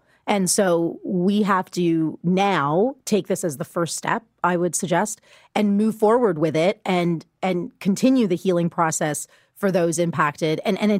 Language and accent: English; Canada; as a Canadian